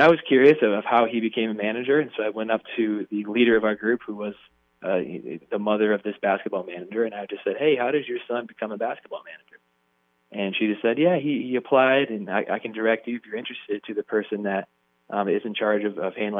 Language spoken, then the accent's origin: English; Kalamazoo, Michigan, United States; I grew up in Kalamazoo, Michigan. It's on the west side of the state